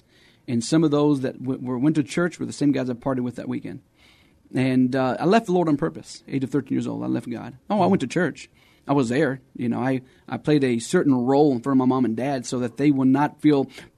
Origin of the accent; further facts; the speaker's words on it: Texas, United States; also born or lived in Arizona; So I grew up around Texas, around Arizona, and, grew up in the church.